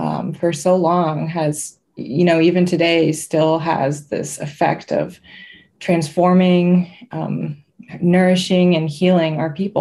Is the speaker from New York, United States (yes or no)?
yes; Seneca Nation, New York, United States; I'm from the Haudenosaunee, which is a confederacy throughout current day New York into Canada and Wisconsin. And I'm from the Seneca Nation